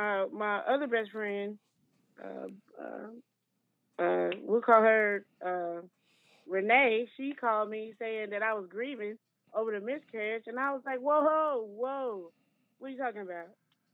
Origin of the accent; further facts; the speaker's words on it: Kansas City, United States; I can. I'm from Kansas City.